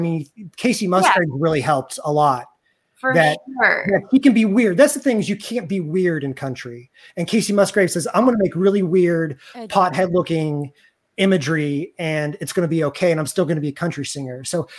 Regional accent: Missouri, United States; I'm from Missouri. I'm in Kansas City right now. And so I grew up around country music.

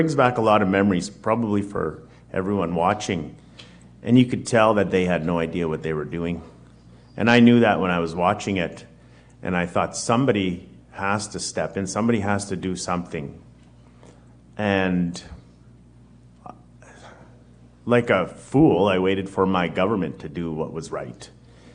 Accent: Winnipeg, Manitoba, Canada; I'm born and raised in Winnipeg, Winnipeg's North End. Been there my whole life

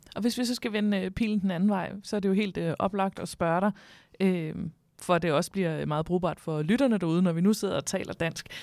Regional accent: Denmark; vi altid sådan falder i som danskere

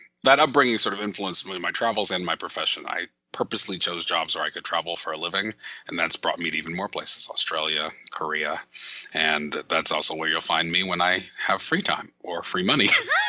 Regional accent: Nuremberg, Bavaria, Germany; And so I was born in Nuremberg, Germany, which is the nearest big city to where my parents lived.

